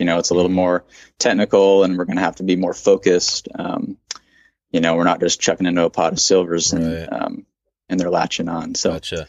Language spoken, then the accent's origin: English; Bar Harbor, Maine, United States; moved away; I'm from Maine, Bar Harbor, Maine